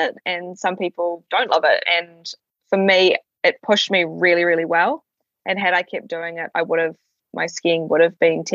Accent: Ohakune, Manawatū-Whanganui, New Zealand; I grew up in Owakuni, which is on the southern ski field, so Tiroa

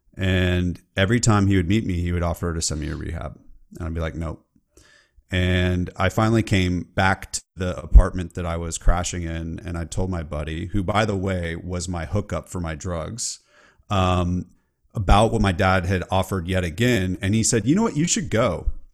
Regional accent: California, United States; I'm from California

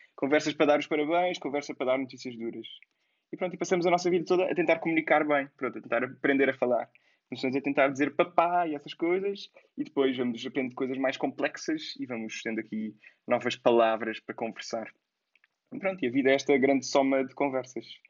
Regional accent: Lisbon, Portugal; sou Lisboeta

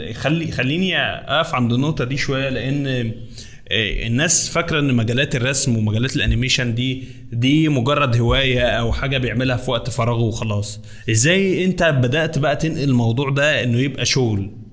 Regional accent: Egypt

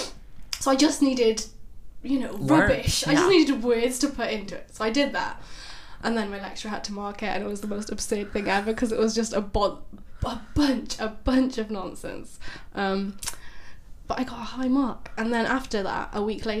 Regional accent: Barry, Wales, United Kingdom; I'm from Barry

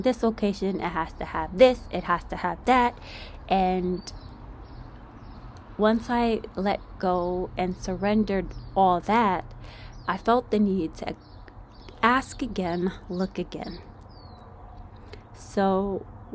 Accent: New York, United States; moved away as an adult; now in California, United States; I'm not from California, guys. I am from New York, born and raised

